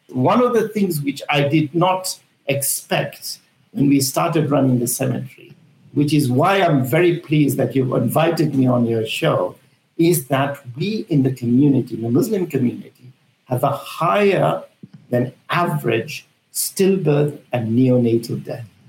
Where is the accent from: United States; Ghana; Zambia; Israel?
Zambia; now in United Kingdom; I'm from Africa, I'm from Zambia, I was born in Zambia and raised there.